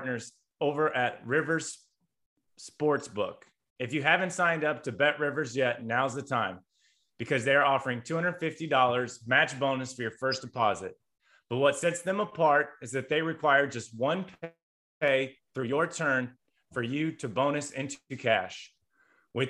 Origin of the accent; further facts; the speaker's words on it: Indiana, United States; moved away; I'm coming from Indiana.